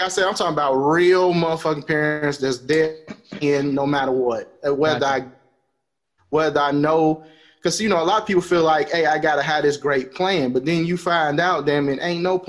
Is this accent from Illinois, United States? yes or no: yes; Chicago, Illinois, United States; growing up in Chicago